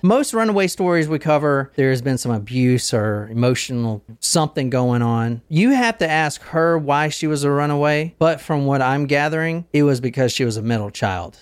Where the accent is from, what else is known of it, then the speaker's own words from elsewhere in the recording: Gilbert, South Carolina, United States; Growing up in Gilbert, South Carolina, I knew a lot of hunters